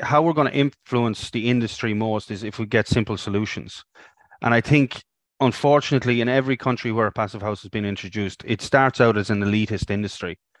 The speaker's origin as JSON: {"language": "English", "country": "Ireland", "moved": "as an adult", "lives_now": "Australia", "said": "ended up back in Ireland"}